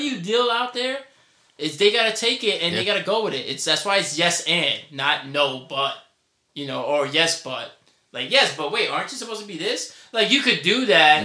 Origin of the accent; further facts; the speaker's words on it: New York City, New York, United States; accent: New York; my New York accent, which I naturally have